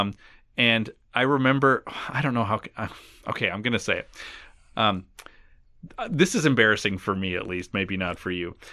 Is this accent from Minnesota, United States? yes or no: yes; Minnesota, United States; growing up in Minnesota, the first day of school was always the day after Labor Day